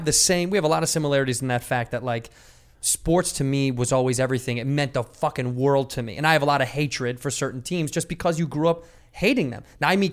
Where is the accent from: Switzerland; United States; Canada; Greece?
United States; Chicago, Illinois; as a Chicagoan.